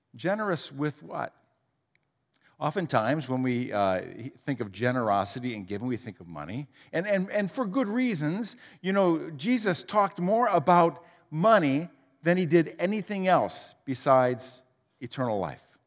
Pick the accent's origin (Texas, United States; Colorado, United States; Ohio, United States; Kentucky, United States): Ohio, United States; Huron; I grew up in Huron, uh, just down the road